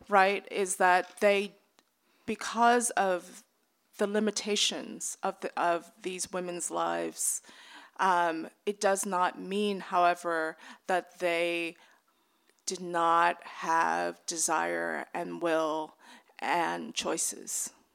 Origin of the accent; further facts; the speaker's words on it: American South, United States; I grew up in the American South